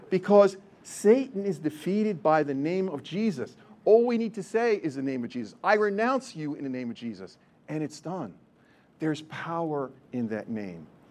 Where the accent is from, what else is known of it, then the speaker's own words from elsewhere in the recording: New Jersey, United States; I still am Polish. I'm still from Jersey